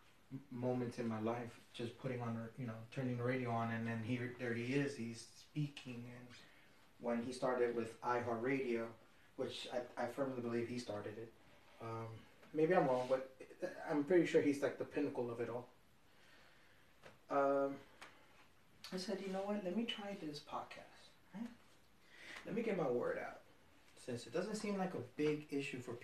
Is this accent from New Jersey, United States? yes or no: yes; Jersey City, New Jersey, United States; I'm a northern Jersey boy. I'm from Jersey City